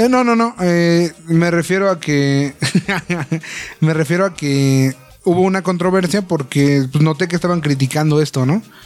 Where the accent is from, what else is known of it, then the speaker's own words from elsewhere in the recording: Mexico; como mexicanos